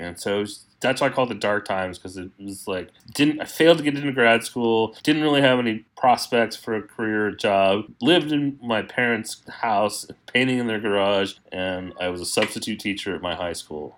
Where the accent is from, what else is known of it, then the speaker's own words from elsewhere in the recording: El Paso, Texas, United States; I was born in El Paso, Texas